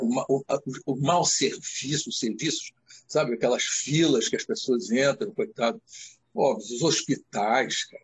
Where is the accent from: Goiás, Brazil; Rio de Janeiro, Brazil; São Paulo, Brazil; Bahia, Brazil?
Rio de Janeiro, Brazil; sou criado, nascido e criado na Muda da Tijuca.